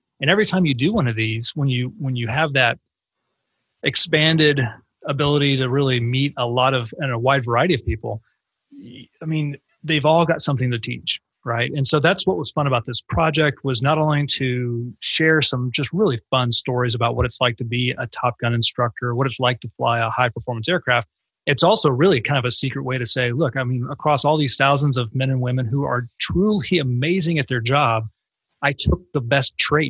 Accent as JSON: {"language": "English", "region": "Texas", "country": "United States", "tie": "born or raised there", "said": "if you had told me when I was a kid growing up in North Texas"}